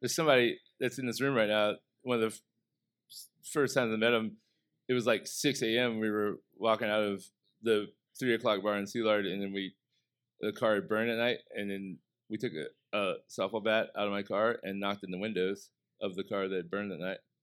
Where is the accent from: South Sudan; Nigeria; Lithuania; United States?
United States; Southern Illinois; growing up in Southern Illinois